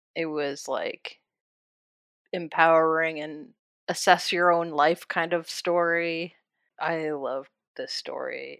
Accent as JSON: {"language": "English", "region": "Iowa", "country": "United States", "also_born_or_lived": "Kansas", "said": "I'm from Iowa, and I love Iowa"}